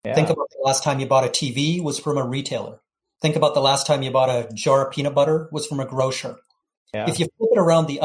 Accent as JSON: {"language": "English", "country": "Canada", "moved": "yes", "lives_now": "Florida, United States", "said": "I'm a Canadian living in Florida"}